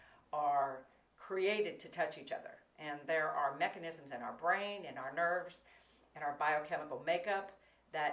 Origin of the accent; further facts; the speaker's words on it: Florida, United States; I grew up in Florida